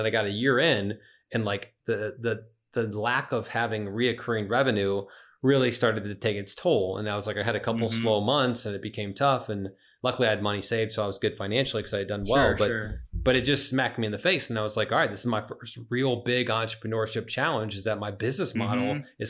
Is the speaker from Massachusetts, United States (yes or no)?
no; Springfield, Illinois, United States; now in St. Charles, United States; I live in St. Charles now, which is a western suburb of Chicago.